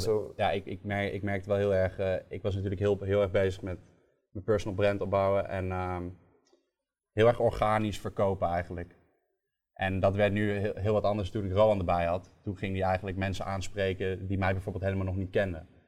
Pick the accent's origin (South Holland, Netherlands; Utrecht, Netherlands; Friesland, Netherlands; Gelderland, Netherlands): Gelderland, Netherlands; Nijmegen; Ik kwam uit Nijmegen